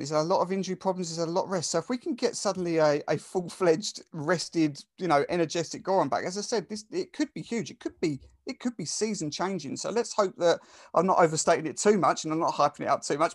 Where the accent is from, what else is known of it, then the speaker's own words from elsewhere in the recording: Essex, East of England, United Kingdom; accent: Essex; I'm from Essex, and Essex is probably one of the top three, I would say, worst accents in the country